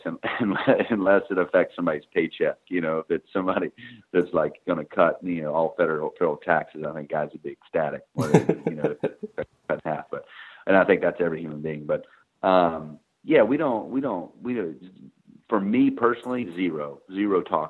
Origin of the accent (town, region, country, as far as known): Atlanta and Tampa Bay, hometown near Florida State, United States; born or raised there